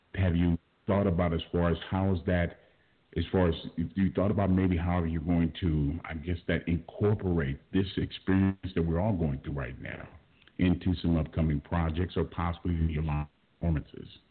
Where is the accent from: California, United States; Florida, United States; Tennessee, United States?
California, United States; Los Angeles; I was born and raised in South Central Los Angeles. Grew up on 67th Street